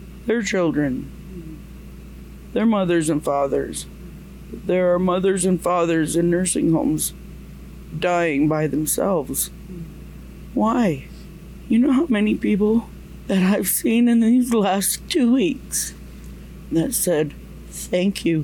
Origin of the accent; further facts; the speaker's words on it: Mohawk Territory, Ontario, Canada; from Tandanega Mohawk Territory. It's about 2 hours, 2.5 hours southwest of here